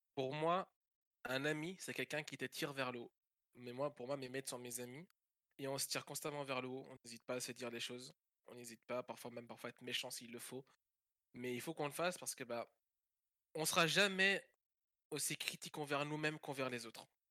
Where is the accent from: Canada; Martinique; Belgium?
Belgium; moved away as an adult; now in France; je suis belge